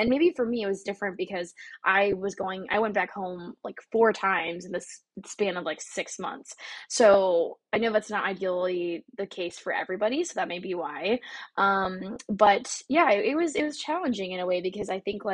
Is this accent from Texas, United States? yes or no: yes; Texas, United States; moved away as an adult; also born or lived in Garland, Texas / Dallas, Texas; now in New York City, United States; I'm just a Texan